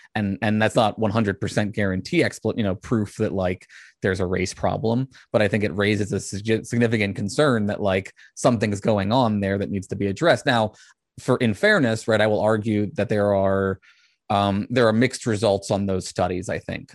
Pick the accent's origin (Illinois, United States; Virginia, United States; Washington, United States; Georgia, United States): Virginia, United States; Richmond; I was raised outside of Richmond, which is the largest Civil War memorial in the country